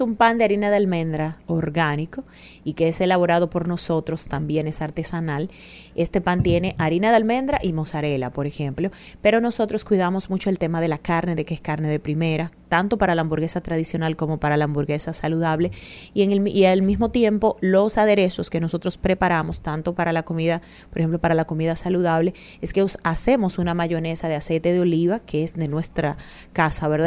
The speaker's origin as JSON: {"language": "Spanish", "town": "Yerba Buena", "region": "Hato Mayor", "country": "Dominican Republic", "tie": "born or raised there", "moved": "yes", "lives_now": "Santo Domingo, Dominican Republic", "said": "yo soy de Ato Mayor"}